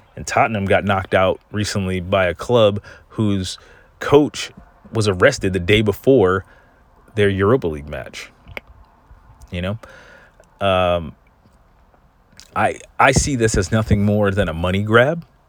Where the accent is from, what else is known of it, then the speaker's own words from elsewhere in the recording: United States; I'm an American